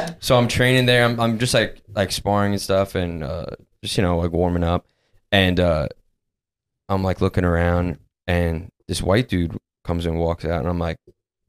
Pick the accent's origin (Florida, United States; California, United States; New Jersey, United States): New Jersey, United States